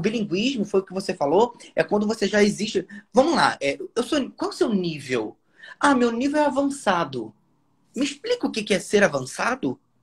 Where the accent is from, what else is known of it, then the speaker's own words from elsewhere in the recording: Nova Friburgo, Rio de Janeiro, Brazil; first language Portuguese; natural de Nova Friburgo, Rio de Janeiro